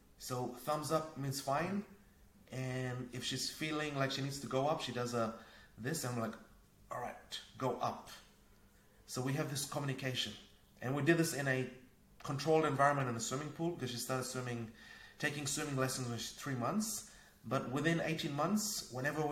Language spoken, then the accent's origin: English; Fiji; also born or lived in New Zealand / Asia; now in Norway; I grew up in Fiji. I used to play outside, climbing coconut trees, catching fish, crabs, a very Robinson Crusoe type of childhood